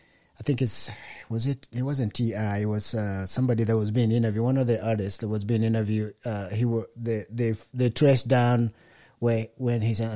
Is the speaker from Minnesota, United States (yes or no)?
no; Denver, Colorado, United States; born there; I was born in Denver.